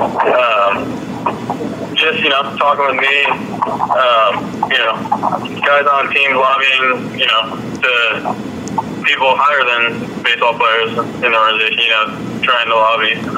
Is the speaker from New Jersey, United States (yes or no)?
no; Southern California, United States; me growing up in Southern California